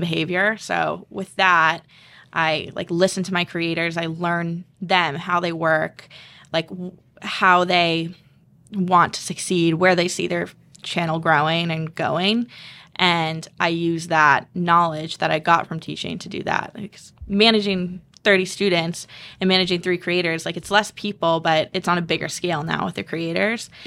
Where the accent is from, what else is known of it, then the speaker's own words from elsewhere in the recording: Southborough, Massachusetts, United States; I'm from South Borough, Mass.